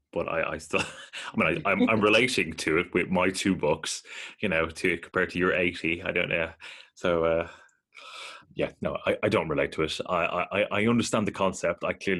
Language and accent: English; Ireland; I grew up in Ireland in the 90s, which was, you know, very, very Catholic, you know.